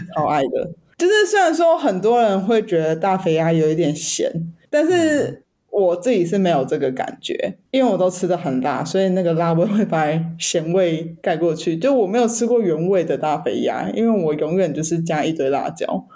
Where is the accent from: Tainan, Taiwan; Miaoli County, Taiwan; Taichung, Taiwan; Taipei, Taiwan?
Taipei, Taiwan; 我是台北人